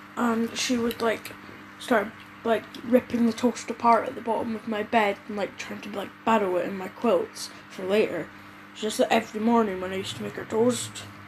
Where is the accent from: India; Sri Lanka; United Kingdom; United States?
United Kingdom; Scotland; We're from Scotland